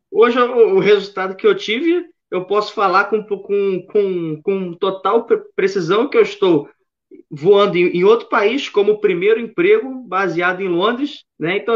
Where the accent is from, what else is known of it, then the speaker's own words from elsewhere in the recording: Rio de Janeiro, Brazil; Então, cara, eu sou, eu acho que pelo meu sotaque, vocês já devem ter reparado que eu sou do, do Rio de Janeiro, sou carioca, nasci